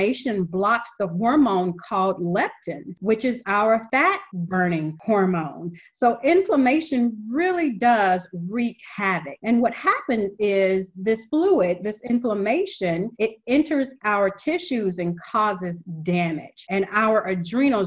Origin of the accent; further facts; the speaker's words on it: the South, United States; I come from the South. I'm used to that Paula Deen style cooking. You know, that's what we grew up on.